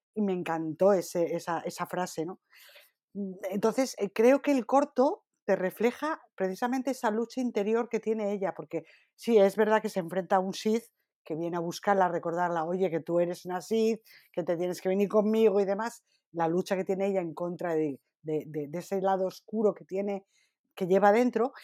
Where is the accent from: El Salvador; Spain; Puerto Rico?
Spain; como buena española que soy